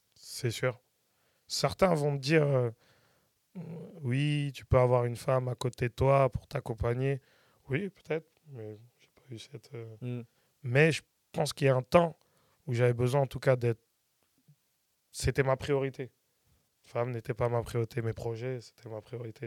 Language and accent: French; Saint-Étienne-du-Rouvray, Normandy, France; je viens de, port saint ouen je viens de PSO